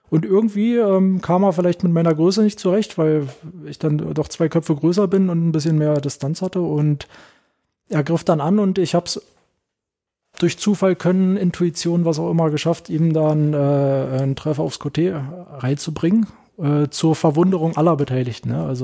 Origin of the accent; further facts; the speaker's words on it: Berlin, Germany; so ganz beiläufig ein bisschen gefragt, wo ich herkomme, soll ich, na hier aus Berlin äh, und so weiter und so fort.